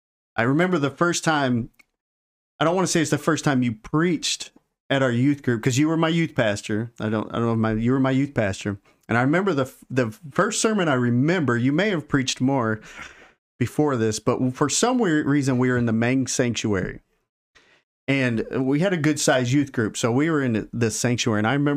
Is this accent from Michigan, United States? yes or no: yes; Michigan, United States; A little background, though, because we are both from Michigan.